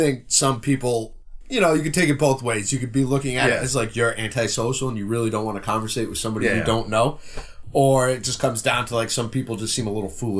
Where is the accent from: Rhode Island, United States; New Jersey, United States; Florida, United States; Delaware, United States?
Rhode Island, United States; I'm from Rhode Island.